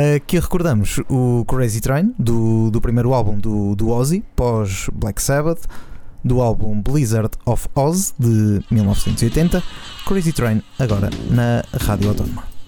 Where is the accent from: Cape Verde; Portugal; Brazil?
Portugal; Nazaré, Oeste; eu sou da Nazaré